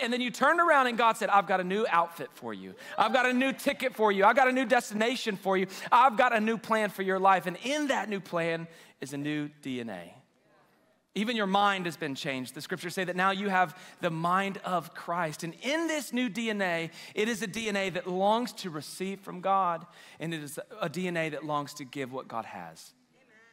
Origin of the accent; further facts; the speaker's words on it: Waco, Texas, United States; also born or lived in China Spring, Texas; I'm from Waco, grew up in China Spring